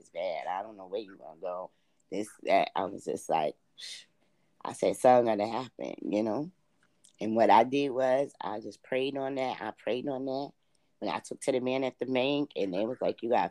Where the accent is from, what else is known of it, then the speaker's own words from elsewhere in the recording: New York City, New York, United States; I was born and raised like in Queens and Brooklyn